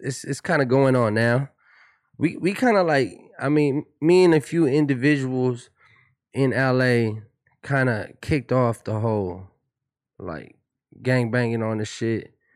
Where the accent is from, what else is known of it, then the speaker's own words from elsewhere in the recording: Pomona, California, United States; I'm from Pomona. I have a different, I have a different swag. I have a different kinda demeanor about myself, you know what I'm saying, when we, you know, growing up in Pomona